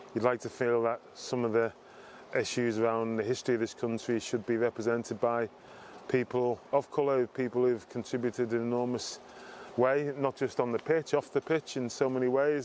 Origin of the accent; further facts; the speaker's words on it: Liverpool, North West England, United Kingdom; I grew up in Liverpool